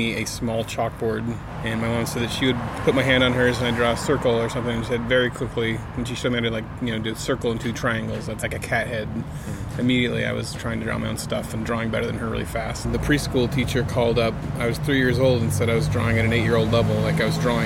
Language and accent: English; Coos Bay, Oregon, United States; also born or lived in Portland, Oregon; Coos Bay, my hometown, which is a small town in Oregon